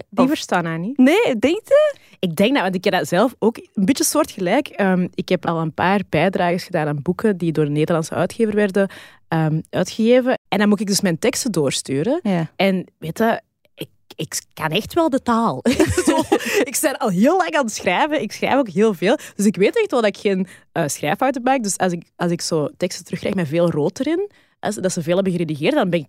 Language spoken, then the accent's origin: Dutch; Weelde, Flanders, Belgium; mijn mama is een Hollands. Eh, ik ben opgegroeid in Weelde, in de Kempen. Dat is zo acht kilometer van de grens of zo. En mijn moeder die was van Baarle-Hertog.